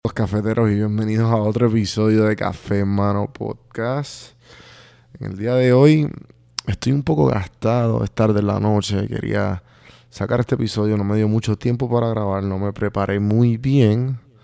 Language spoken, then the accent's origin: Spanish; Puerto Rico; moved away